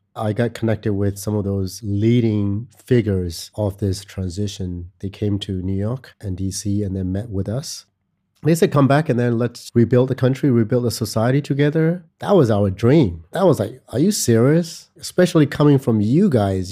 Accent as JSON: {"language": "English", "country": "Myanmar", "tie": "born or raised there", "also_born_or_lived": "United States", "moved": "as an adult", "said": "I was born and raised in Myanmar"}